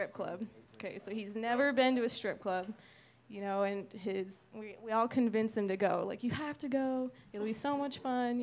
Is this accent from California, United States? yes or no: no; Thornton, Colorado, United States; we're from Thornton